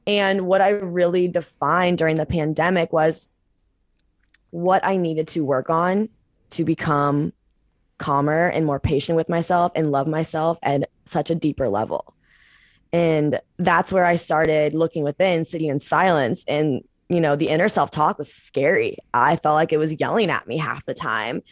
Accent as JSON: {"language": "English", "town": "St. Louis", "region": "Missouri", "country": "United States", "moved": "as an adult", "lives_now": "San Francisco, United States", "said": "I am originally from Saint Louis, Missouri, and I moved out to San Francisco, California about two, three years ago"}